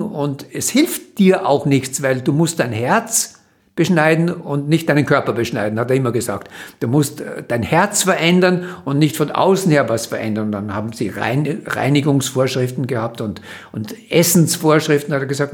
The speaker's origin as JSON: {"language": "German", "region": "Vienna", "country": "Austria", "tie": "born or raised there", "said": "habe in Wien studiert, das Gymnasium gemacht"}